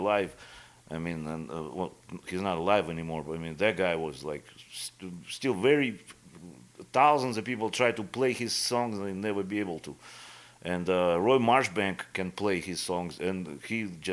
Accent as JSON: {"language": "English", "town": "Irkutsk", "region": "Irkutsk Oblast", "country": "Russia", "tie": "born or raised there", "also_born_or_lived": "Florida / Las Vegas", "second_language": "English", "moved": "as an adult", "lives_now": "Iowa, United States", "said": "my hometown, actually, from Siberia, from Irkutsk"}